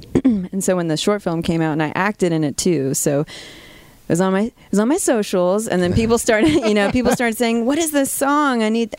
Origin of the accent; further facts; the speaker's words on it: Virginia Beach, Virginia, United States; moved away; also born or lived in Nashville; growing up in Virginia Beach